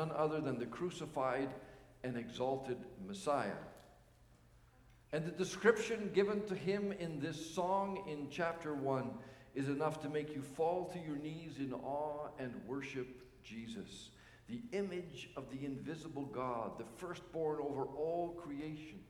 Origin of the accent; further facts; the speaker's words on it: Canada; as Canadian citizens